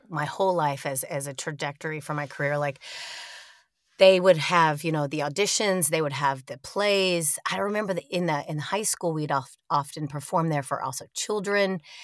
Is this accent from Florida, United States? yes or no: no; Sanford, North Carolina, United States; born or raised there; moved away as an adult; also born or lived in Austin, Texas / Nebraska; now in Queens, New York, United States